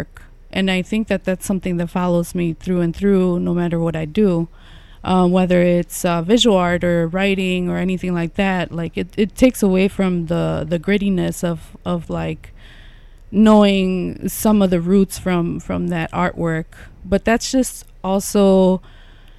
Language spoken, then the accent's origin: English; Chicago, Illinois, United States; I grew up here in Little Village